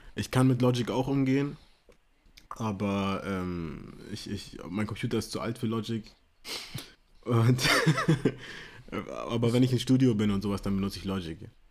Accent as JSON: {"language": "German", "town": "Munich", "region": "Bavaria", "country": "Germany", "said": "Ich bin aus München. Ähm, Deutschland geboren, amerikanische Wurzeln"}